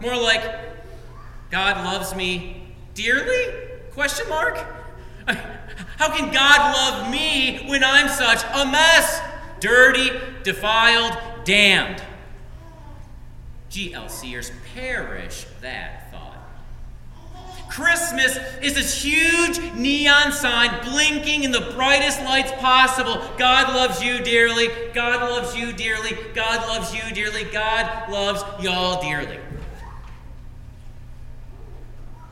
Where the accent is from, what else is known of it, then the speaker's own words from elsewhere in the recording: Frankenmuth, Michigan, United States; moved away; I come from Frankenmuth